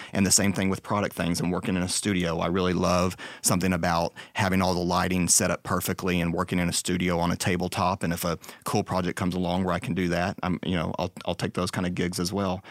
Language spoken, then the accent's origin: English; Texas, United States; also born or lived in Dallas; I'm from Texas.